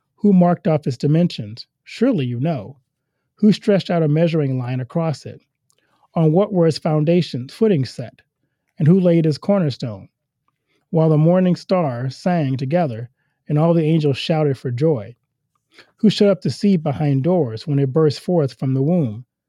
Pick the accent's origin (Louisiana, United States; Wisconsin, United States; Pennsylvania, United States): Louisiana, United States; moved away as an adult; now in Iowa, United States; I'm from Louisiana